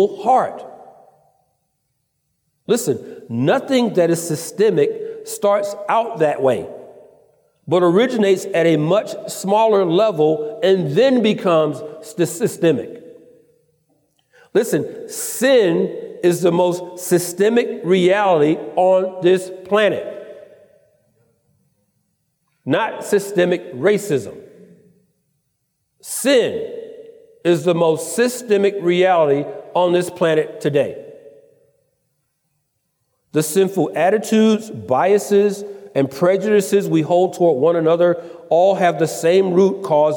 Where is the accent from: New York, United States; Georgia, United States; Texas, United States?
Georgia, United States; Atlanta; moved away as an adult; now in California, United States; I'm originally from Atlanta